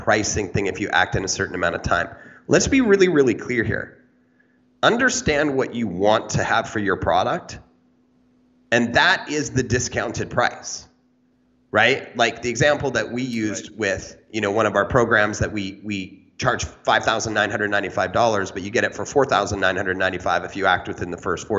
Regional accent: Canada; I'm Canadian

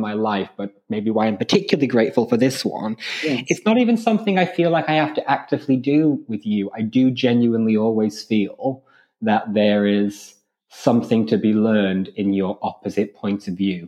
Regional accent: Ireland; I grew up in Ireland in the late 90s and early 2000s.

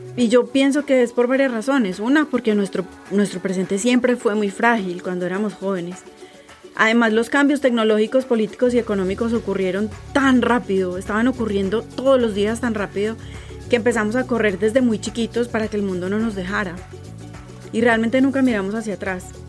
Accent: Colombia; Soy colombiana

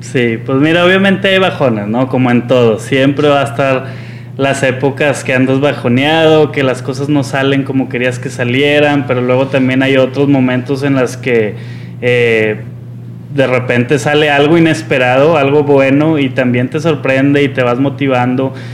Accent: Monterrey, Nuevo León, Mexico; yo soy regiomontano y la realidad es que no conocía mi ciudad

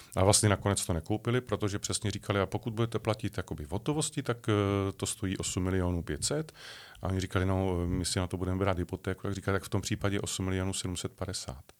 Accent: České Budějovice, South Bohemian Region, Czechia; now in near Prague, Czech Republic; České Budějovice, Budějíčky, tak ty pro mě budou celoživotně na prvním místě, protože jsem se tam narodil, je to moje rodné město, mám tam spoustu kamarádů, stále ještě rodinu

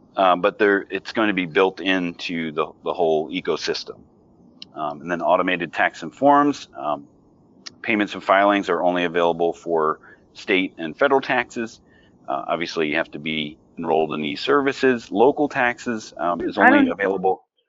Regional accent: Pennsylvania, United States; moved away; I'm originally from Pennsylvania

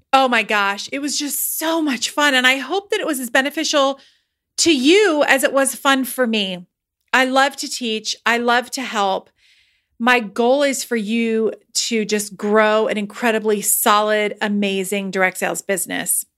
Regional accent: United States; I'm American

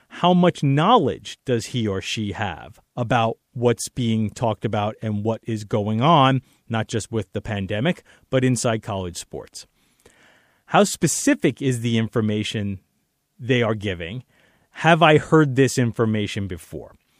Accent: New York City, New York, United States; my hometown, New York City

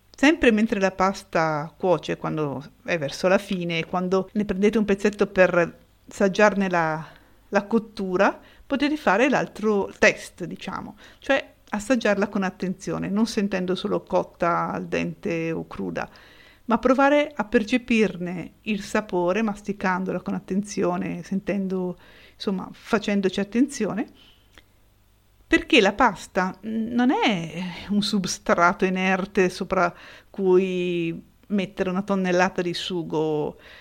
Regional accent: Italy

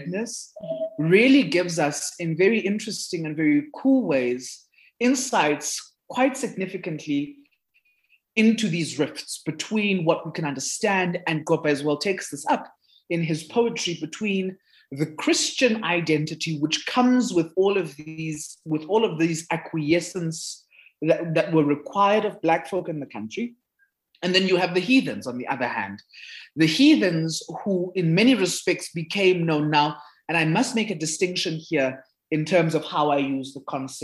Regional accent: South Africa; first language Zulu; English is a second language; in South Africa, because of how our history has played itself out

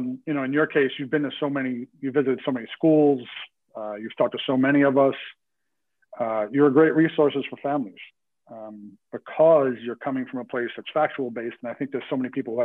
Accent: New York City, New York, United States; I grew up in Rockaway Beach, New York, southernmost tip of New York State, technically Queens

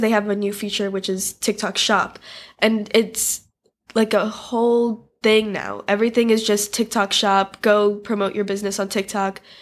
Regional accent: United States; born and raised in America like I am.

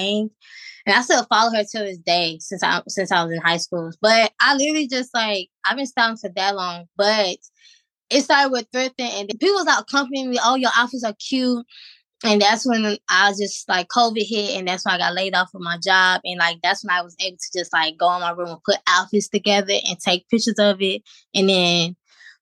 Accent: Georgia, United States; now in Virginia, United States; my hometown, Georgia

